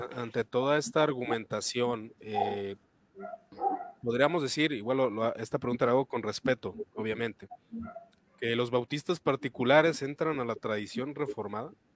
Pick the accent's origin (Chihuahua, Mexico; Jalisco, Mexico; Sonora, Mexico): Jalisco, Mexico; Guadalajara; yo de Guadalajara, Jalisco